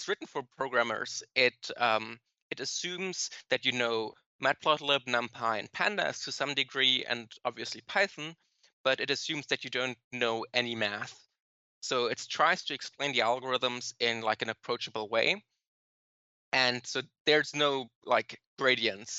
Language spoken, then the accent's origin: English; Germany; moved away as an adult; now in New York, United States; I'm from Germany. So I moved here like 5 years ago